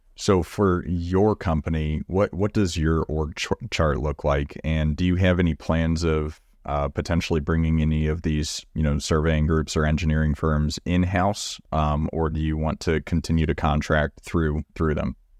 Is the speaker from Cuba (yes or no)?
no; Magnolia, Texas, United States; I grew up in Magnolia, Texas, which is you know 30 minutes down the road from College Station